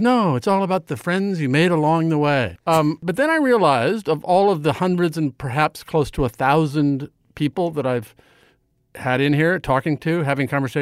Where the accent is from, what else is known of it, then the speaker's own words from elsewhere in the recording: Nebraska, United States; like Johnny Carson, I grew up in Nebraska